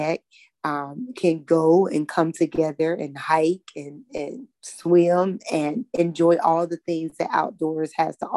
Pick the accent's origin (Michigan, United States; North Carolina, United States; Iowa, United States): North Carolina, United States; I grew up right here in North Carolina, in a little town, 45 minutes outside of Charlotte.